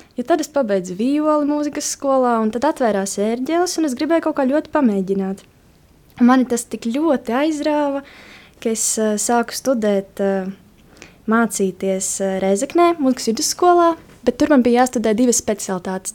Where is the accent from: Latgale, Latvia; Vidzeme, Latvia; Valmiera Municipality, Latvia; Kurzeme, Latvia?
Latgale, Latvia; Kaskāni; Es nāku no maza ciematiņa Kaskāniem, kas atrodas pie Kārsavas, un Kārsava ir pie Krievijas robežas. Tas nozīmē, nu, ka es nāku no Latgales.